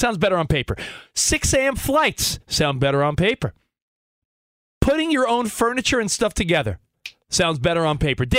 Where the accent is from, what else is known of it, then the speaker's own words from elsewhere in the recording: East Coast, United States; now in Los Angeles, United States; we live in LA now, but I grew up on the East Coast.